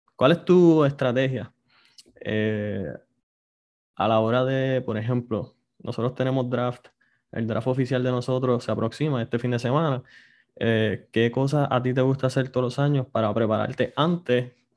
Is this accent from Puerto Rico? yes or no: yes; Puerto Rico; somos puertorriqueños